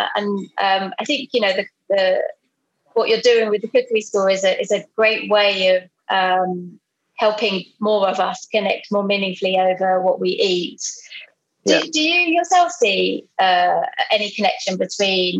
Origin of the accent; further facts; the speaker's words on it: London, United Kingdom; I grew up in South London